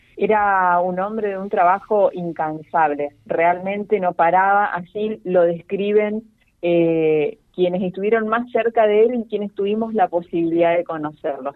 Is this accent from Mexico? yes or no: no; Villa Ocampo, Santa Fe, Argentina; moved away; yo soy nacida acá en Villa Ocampo y ya hace más de dos años que volví a vivir a mi ciudad